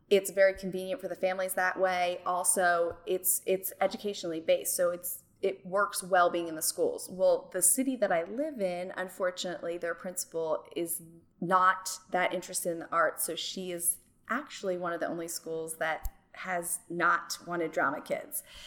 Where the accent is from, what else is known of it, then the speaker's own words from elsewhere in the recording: Medford Lakes, New Jersey, United States; moved away as an adult; also born or lived in South Carolina; now in Central Arkansas, United States; I grew up in Medford Lakes, New Jersey